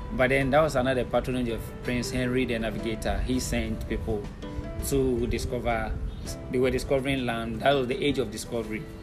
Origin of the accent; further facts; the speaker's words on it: Winneba, Central Region, Ghana; I was born in Winneba in Ghana and I've lived in Ghana all my life